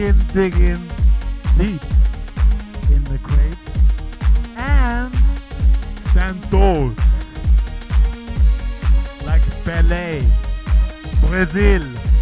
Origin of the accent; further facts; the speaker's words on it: London, United Kingdom; I'm from London.